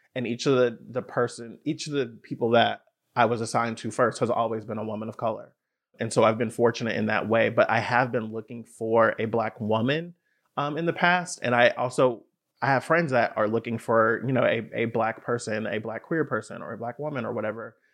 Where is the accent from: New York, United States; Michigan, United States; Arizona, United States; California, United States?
California, United States; Bay Area; I grew up in the Bay Area